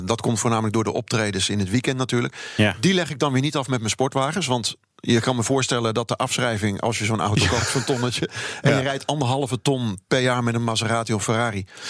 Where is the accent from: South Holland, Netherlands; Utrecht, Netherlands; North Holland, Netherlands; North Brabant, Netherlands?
Utrecht, Netherlands; Rhenen; daar waar ik vandaan kom bij Renen